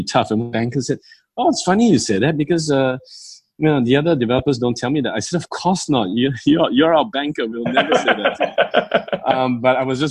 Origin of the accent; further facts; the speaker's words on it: Malaysia; being Malaysian Chinese